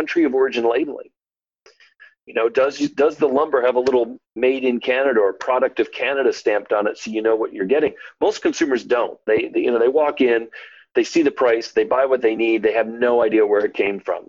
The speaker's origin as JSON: {"language": "English", "town": "Detroit", "region": "Michigan", "country": "United States", "tie": "born or raised there", "said": "my hometown of Detroit"}